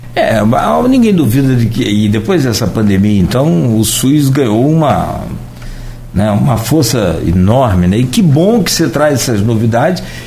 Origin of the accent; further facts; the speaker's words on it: Italva, Rio de Janeiro, Brazil; porque eu sou de Italva e toda referência que a gente tem de saúde em Italva é, é Itaperuna